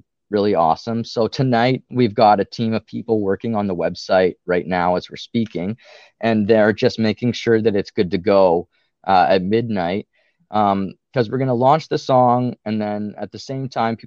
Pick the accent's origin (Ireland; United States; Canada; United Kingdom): Canada; Ottawa, Ontario; we're all from the Ottawa area, which is on the border with Quebec here.